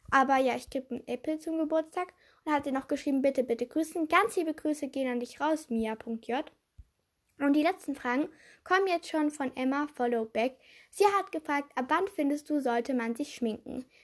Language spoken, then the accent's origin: German; Switzerland; weil ich bin ja Schweizerin